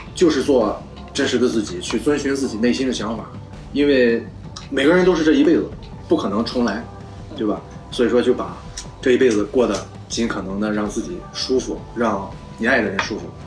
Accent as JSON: {"language": "Chinese", "town": "Jinan", "region": "Shandong", "country": "China", "tie": "born or raised there", "said": "因为我是济南人嘛，就是从小在这儿长大"}